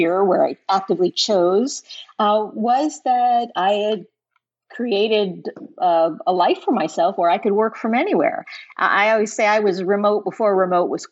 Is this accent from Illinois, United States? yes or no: yes; central Illinois, United States; moved away as an adult; also born or lived in Chicago / New York / Connecticut / Atlanta; now in Southwest Florida, United States; So we grew up in Illinois, but I lived in Illinois, central Illinois, then went to school in Chicago, lived there, moved to New York, moved to Connecticut, moved to Atlanta before getting here.